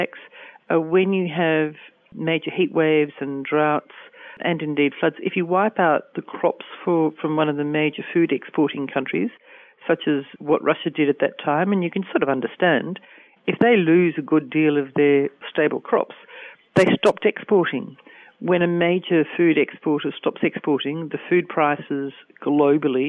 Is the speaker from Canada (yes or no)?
no; Australia; I'm Australian and my work is focused on Australia at the moment